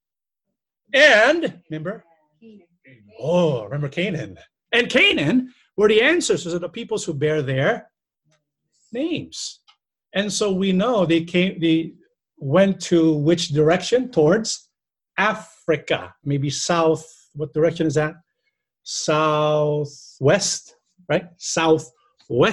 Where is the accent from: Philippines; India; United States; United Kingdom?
Philippines; we can see where the Filipinos came from, who our ancestors were